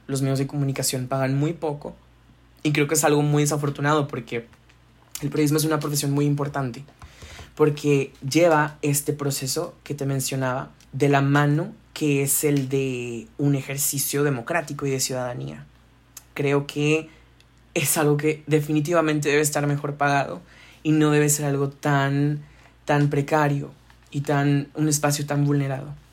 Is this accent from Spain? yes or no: no; Monterrey, Nuevo León, Mexico; acá en Monterrey, de donde soy